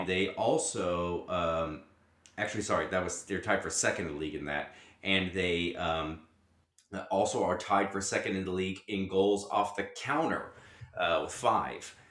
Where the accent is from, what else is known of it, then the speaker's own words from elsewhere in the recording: United States; I'm an American